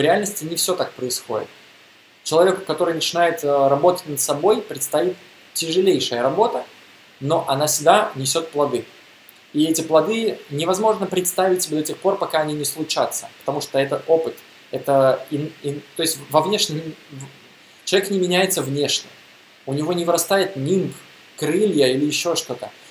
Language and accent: Russian; Russia; я из России